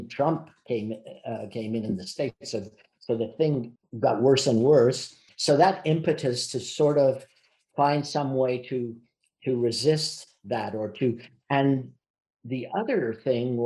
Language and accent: English; Montreal, Quebec, Canada; I was born in Montreal